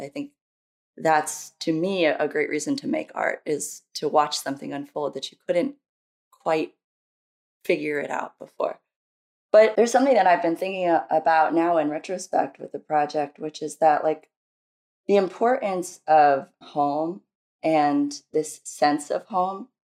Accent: New Jersey, United States; also born or lived in Brazil / Oregon / California; now in Philadelphia, United States; I came to the United States when I was very young with my mom and my brother. I'm raised by a single mom in New Jersey

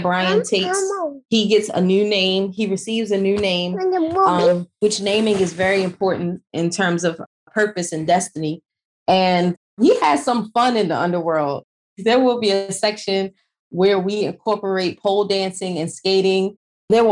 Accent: United States; growing up in America, being in America now as a mother

